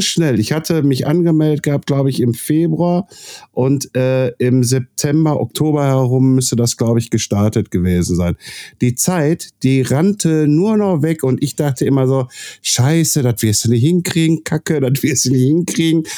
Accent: Castrop-Rauxel, North Rhine-Westphalia, Germany; bei uns in Kassel-Brauxel

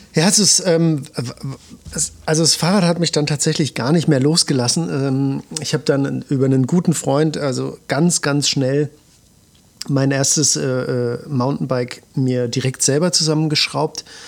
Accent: Suhl, Thuringia, Germany; moved away; ich komme ganz ursprünglich mal aus Suhl

